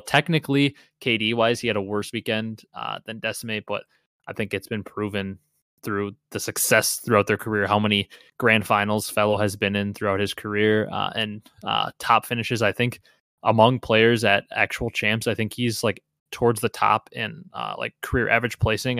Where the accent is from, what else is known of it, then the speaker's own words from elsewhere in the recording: Wisconsin, United States; I'm from Wisconsin